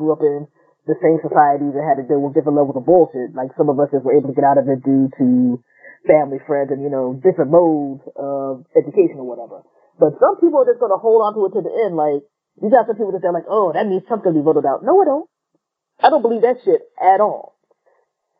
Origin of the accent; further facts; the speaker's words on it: United States; being an American